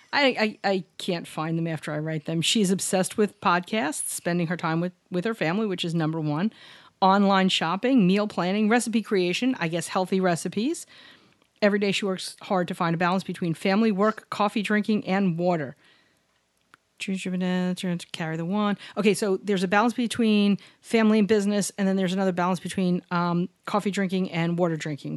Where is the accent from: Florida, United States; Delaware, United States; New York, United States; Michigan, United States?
New York, United States; New York City; Barry and I grew up in New York City.